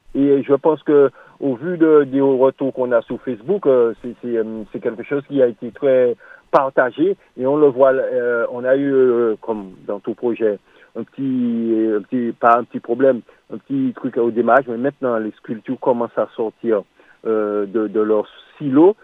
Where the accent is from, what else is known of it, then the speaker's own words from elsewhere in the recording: Martinique; nous sommes tous des Martiniquais, des Antillais